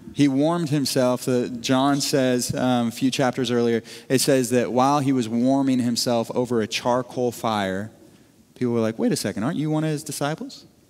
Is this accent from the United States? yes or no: yes; Northeast Missouri, United States; growing up in Northeast Missouri